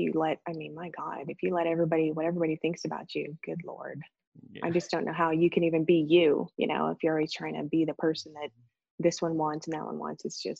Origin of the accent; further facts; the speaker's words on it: Youngstown, Ohio, United States; Well, yeah, I mean, Youngstown, both of my parents worked in a steel mill. Both of my grandparents, or grandfathers, I should say, worked in a steel mill.